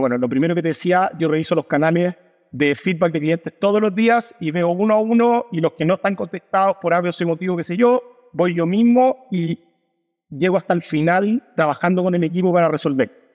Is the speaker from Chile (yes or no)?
yes; Chile; como decimos en Chile